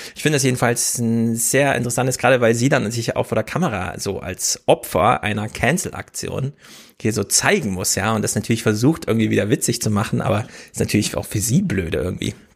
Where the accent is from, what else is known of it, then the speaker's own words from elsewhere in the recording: Thuringia, Germany; moved away; Danny und ich, wir kommen ja aus Thüringen